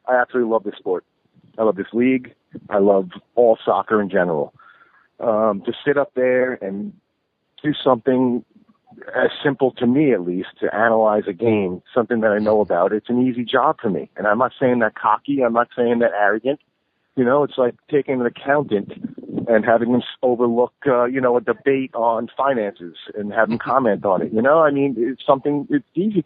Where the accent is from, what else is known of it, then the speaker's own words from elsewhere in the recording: New York, United States; my hometown